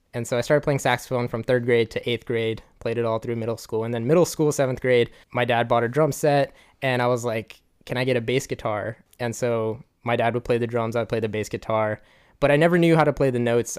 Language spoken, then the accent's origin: English; Gaithersburg, Maryland, United States; I'm from Gaithersburg